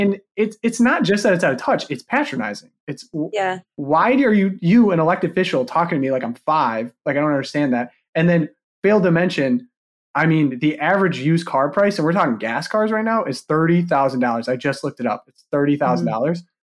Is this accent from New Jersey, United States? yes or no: no; Michigan, United States; I grew up in Michigan